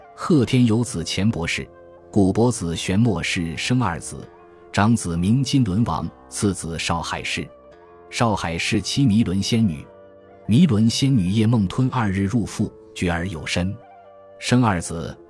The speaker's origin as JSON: {"language": "Chinese", "country": "China", "said": "我们中国人"}